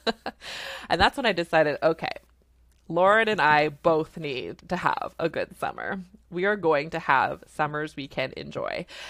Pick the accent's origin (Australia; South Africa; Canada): Canada; I'm a Canadian family physician